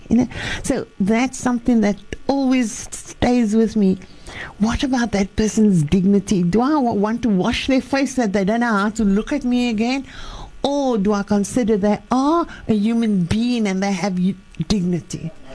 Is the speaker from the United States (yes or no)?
no; Western Cape, South Africa; I grew up in the Cape